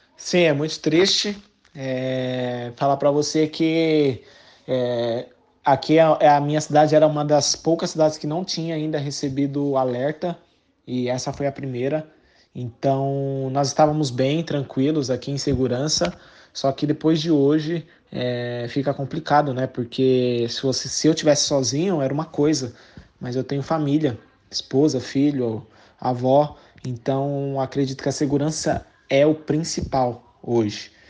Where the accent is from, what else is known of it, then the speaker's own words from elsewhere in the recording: Suzano, São Paulo, Brazil; moved away as an adult; also born or lived in Slovenia / Azerbaijan; now in Haifa, Israel; sou natural de Suzano